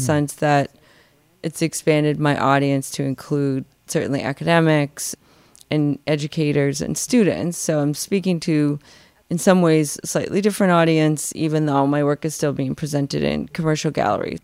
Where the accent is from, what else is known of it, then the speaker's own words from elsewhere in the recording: Boston, Massachusetts, United States; I was from Boston